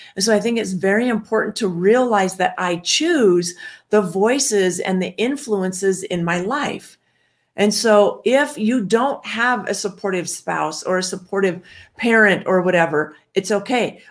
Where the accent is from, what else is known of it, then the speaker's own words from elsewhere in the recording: Washington, United States; I grew up in Washington